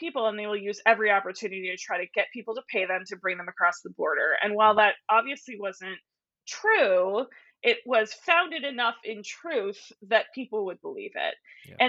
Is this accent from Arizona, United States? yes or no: yes; Arizona, United States; I grew up in Arizona, you know, around my house, we have, you know, all of these things that speak to the Mexican culture that I grew up with. Not that I am Mexican, but that was part of my, you know, like, I grew up in Arizona.